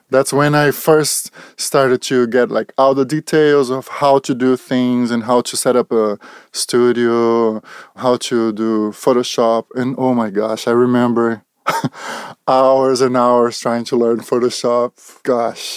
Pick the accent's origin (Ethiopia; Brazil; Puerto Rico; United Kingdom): Brazil; English is a second language; moved away as an adult; also born or lived in Charlotte, North Carolina; now in California, United States; I'm from Brazil, so it's been about fifteen years now. that I'm in United States, that I moved to the United States.